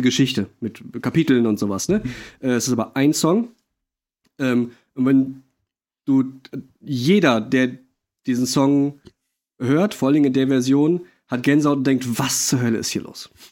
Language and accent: German; Monheim, Germany; aus meinem Heimatort, aus Monheim